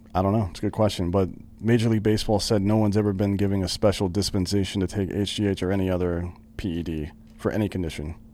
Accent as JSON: {"language": "English", "area": "near Anderson", "region": "South Carolina", "country": "United States", "tie": "born or raised there", "said": "That was, that was uh, near my hometown."}